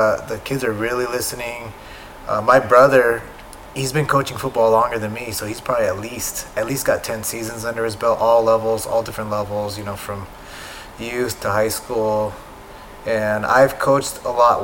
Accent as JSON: {"language": "English", "town": "San Diego", "region": "California", "country": "United States", "said": "I'm from San Diego"}